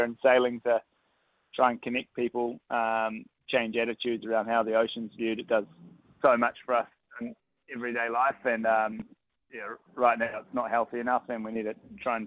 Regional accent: New Zealand; as a Kiwi

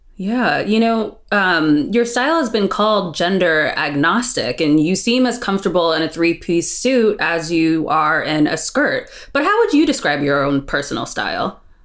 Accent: Springfield, Virginia, United States; We're from Northern Virginia, so Springfield, right outside of DC.

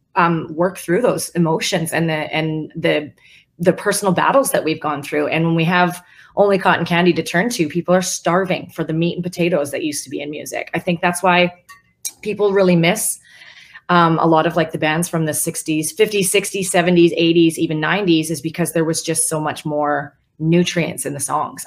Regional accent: West Coast, United States; now in Nashville, United States; I'm from the West Coast

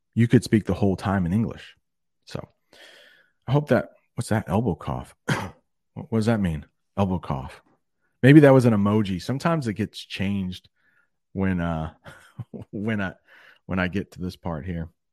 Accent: United States; I'm one American

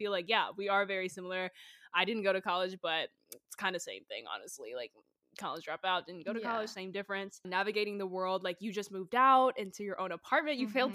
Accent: North Carolina, United States; I'm from North Carolina and a lot of colleges are like 45 minutes, an hour 30 maybe away from like Charlotte

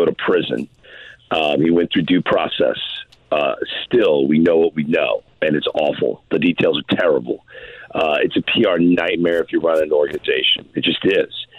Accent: St. Louis, Missouri, United States; a St. Louisan who grew up loving the Cardinals

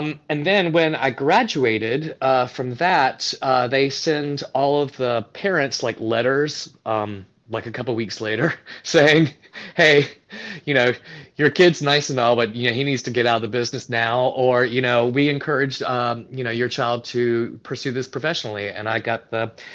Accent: Florence, South Carolina, United States; moved away as an adult; also born or lived in New York / Chicago; now in Austin, United States; I'm originally from Florence, South Carolina.

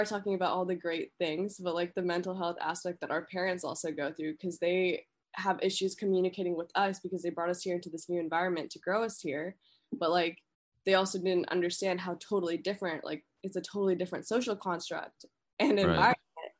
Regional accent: United States; also born or lived in India; I'm an American. Like, I'm an American citizen. I was raised here

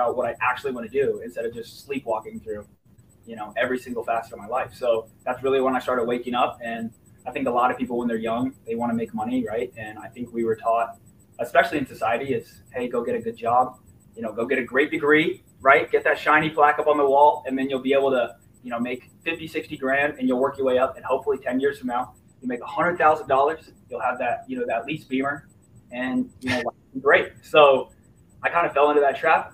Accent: Fishers, Indiana, United States; also born or lived in Lafayette, Indiana; I was born and raised in Indiana. My parents divorced when I was 3, so I kind of had, you know, kind of a split upbringing. My mom lived in Fishers

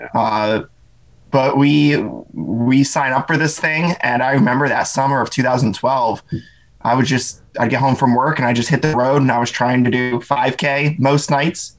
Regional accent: Pennsylvania, United States; I was kind of an awkward homeschool kid growing up in Pennsylvania

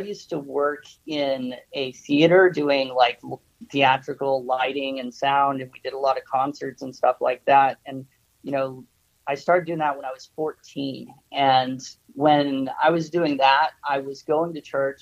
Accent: Nikiski, Alaska, United States; moved away as an adult; now in Japan; I was born in Alaska

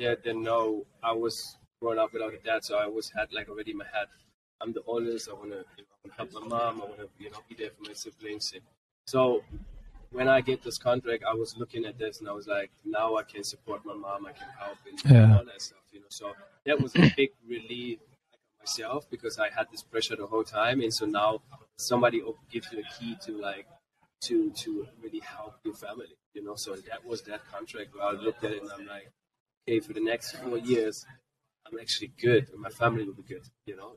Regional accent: Frankfurt, Hesse, Germany; first language German; English is a second language; moved away as an adult; also born or lived in Greenwood, Mississippi, United States; So I was born in Germany, but then we moved back to Mississippi, Greenwood. We lived for 7 years in Mississippi. And then we got back because of my dad was in the military. We went back to Germany

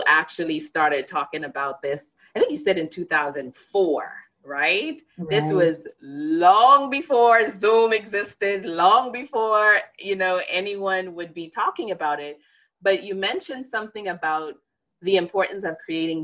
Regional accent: Bahamas; moved away as an adult; now in United States; I grew up in the Bahamas

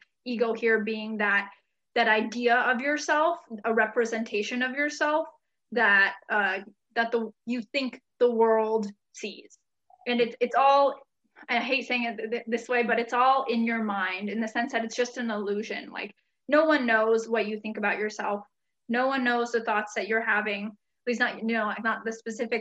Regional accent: United States; also born or lived in Hungary / Grass Valley, California; And we moved back here, to the US in 1994 when I was four

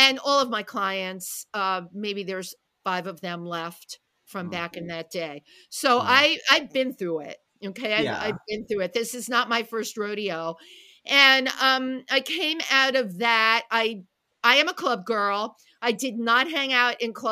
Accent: New York City, New York, United States; I'm a New Yorker

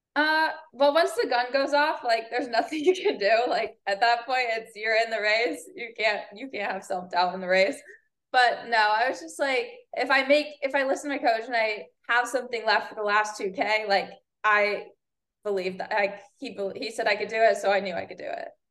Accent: Northeast, United States; moved away as an adult; now in Florida, United States; I'm born and raised in Northeast.

